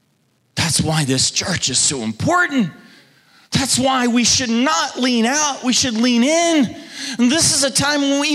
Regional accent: Oklahoma, United States; moved away; my home state, about 30 minutes from where I grew up, that my mom and dad still

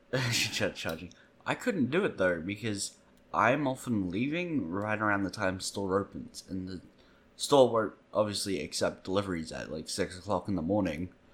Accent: Australia; As an Australian

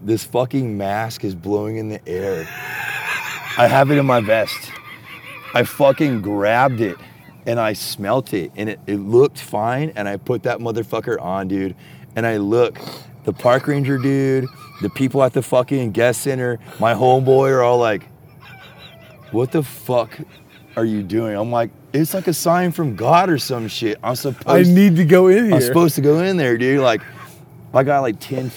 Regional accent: Texas, United States; I'm from Texas

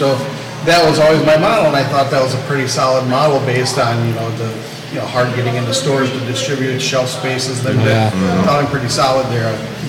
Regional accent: Milwaukee, Wisconsin, United States; born there; now in Fall Creek, United States; I kind of moved around a lot, but I mean, I was born down in the Milwaukee area.

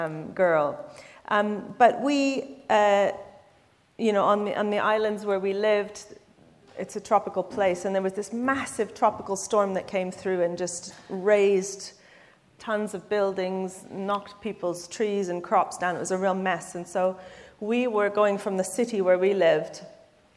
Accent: Canada; now in London, United Kingdom; I am Canadian

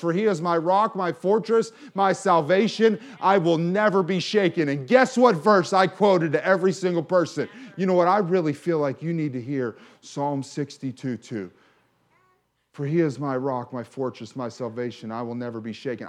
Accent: McKeesport, Pennsylvania, United States; I grew up in McKeesport

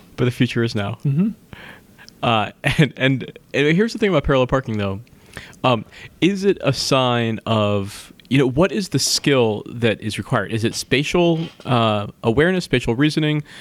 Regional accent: East Coast, United States; I grew up on the East Coast, by the way, but just in the suburbs

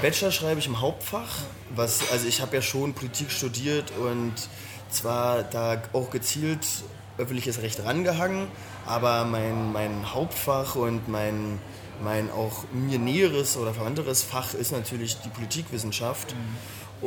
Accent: Berlin, Germany; also born or lived in Pankow, Berlin; Also ich bin äh, in, ähm, in Pankow geboren, bin, äh, das ist mir auch fast wichtig, nicht in Pankow äh, aufgewachsen, sondern in Weißensee

